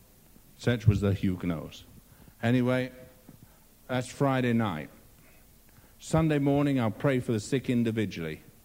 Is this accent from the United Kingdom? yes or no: yes; England, United Kingdom; I'm English